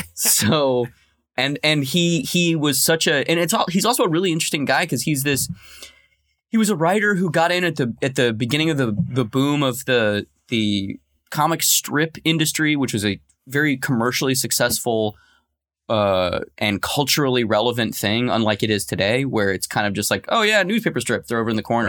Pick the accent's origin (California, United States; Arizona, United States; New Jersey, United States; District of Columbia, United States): Arizona, United States; Tucson; my hometown of, uh, Tucson, Arizona